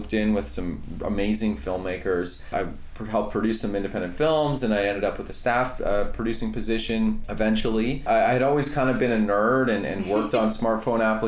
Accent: Canada; I grew up in Canada

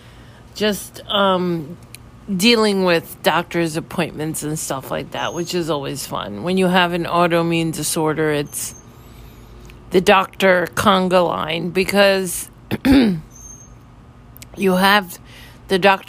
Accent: New York City, New York, United States; now in Florida, United States; I'm originally from New York City

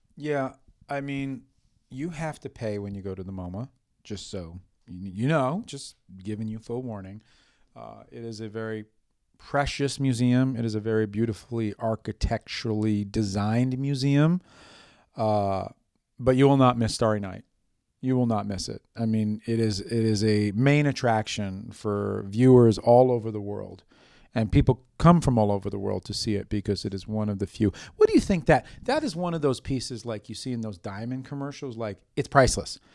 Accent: New York City, New York, United States; growing up in New York City, in the epicenter of art

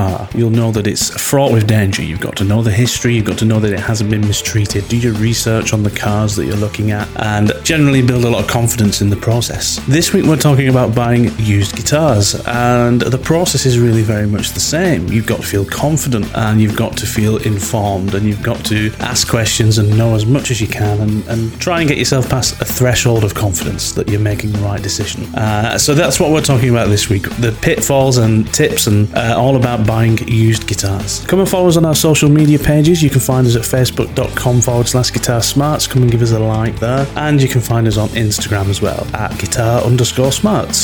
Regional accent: United Kingdom; we're British.

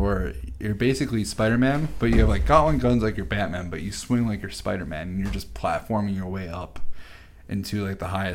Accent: Minnesota, United States; we're all from Minnesota

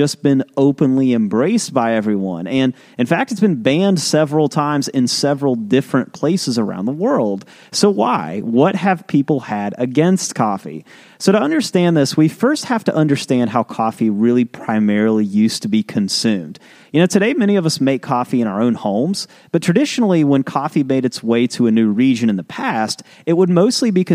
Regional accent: West Virginia, United States; We're from West Virginia.

